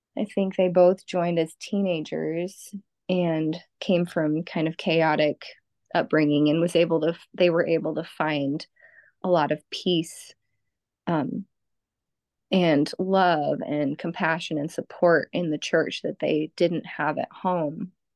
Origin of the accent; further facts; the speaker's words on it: Los Angeles, California, United States; also born or lived in central Illinois; now in Illinois, United States; I grew up in in Southern California, in the Los Angeles area